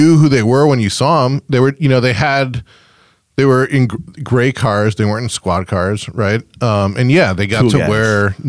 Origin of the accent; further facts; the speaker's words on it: Chicago, Illinois, United States; not only is that my hometown